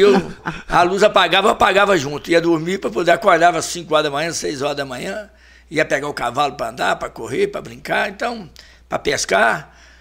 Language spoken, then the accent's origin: Portuguese; Ponte Nova, Minas Gerais, Brazil; viemos pra Ponte Nova com eu, eu acho que eu tinha um ano, um ano e meio de idade